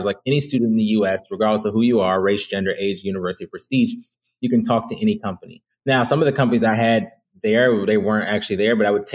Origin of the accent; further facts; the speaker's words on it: Rochester, New York, United States; I'm originally from Rochester, New York. I grew up there